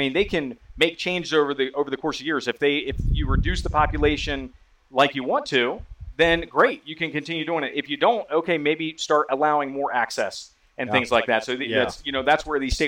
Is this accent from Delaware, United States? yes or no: yes; Delaware, United States; I growing up in Delaware